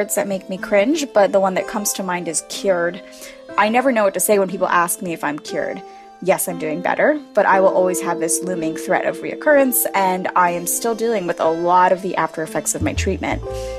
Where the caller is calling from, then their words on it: New York City, New York, United States; I'm calling from New York City